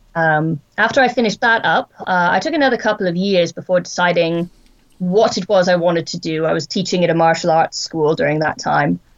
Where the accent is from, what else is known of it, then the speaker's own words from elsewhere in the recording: Wyoming, United States; I was born in Wyoming in the United States, and I grew up in a place that has rather vast tracts of wilderness and very minimally populated areas.